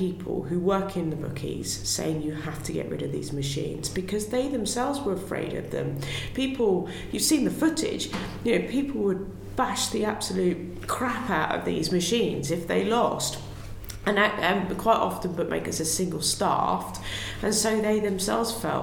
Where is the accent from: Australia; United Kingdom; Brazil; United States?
United Kingdom; Hythe, South East England; I grew up in Hythe